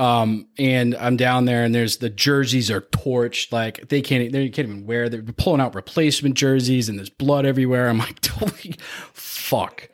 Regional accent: Canada; growing up in Canada

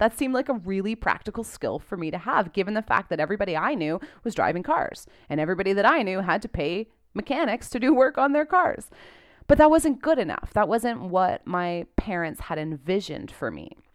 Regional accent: Canada; I'm a Canadian

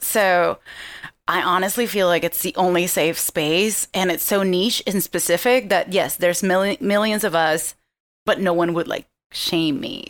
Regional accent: Venezuela; moved away; I am from Venezuela.

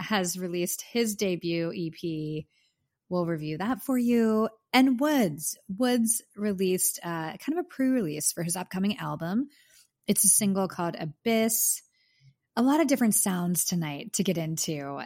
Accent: Pittsburgh, Pennsylvania, United States; My hometown, Pittsburgh, P

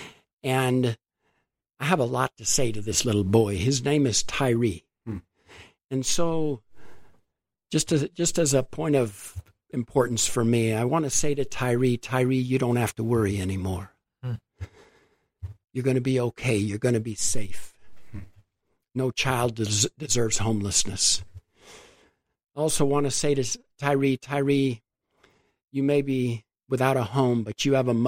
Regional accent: Globe, Arizona, United States; now in Phoenix, United States; I grew up in Globe, so I'm a small town kid.

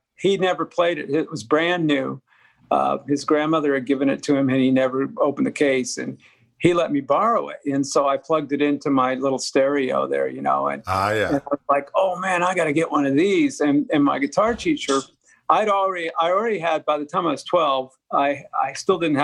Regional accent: Denver, Colorado, United States; I grew up in Denver

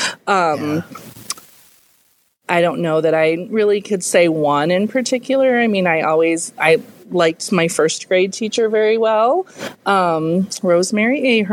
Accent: Grand Ridge, Illinois, United States; also born or lived in Ottawa, Illinois; I grew up in Grand Ridge, just a little bit south of here. But I went to Ottawa High School

